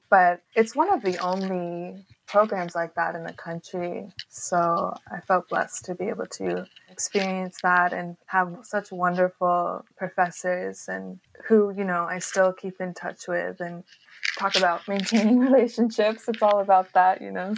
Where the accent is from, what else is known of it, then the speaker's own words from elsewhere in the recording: New York, United States; moved away as an adult; also born or lived in Bay Area, California; I'm originally from New York and grew up in a creative family.